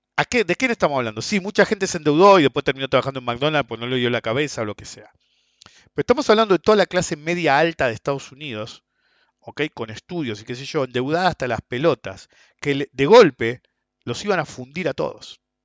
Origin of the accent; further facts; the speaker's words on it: Argentina; also born or lived in United States; los países como nosotros, Argentina